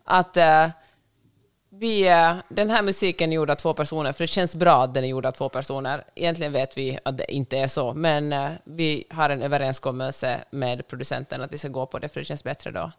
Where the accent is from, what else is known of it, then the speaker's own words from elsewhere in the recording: Finland; Jag är finlandssvensk.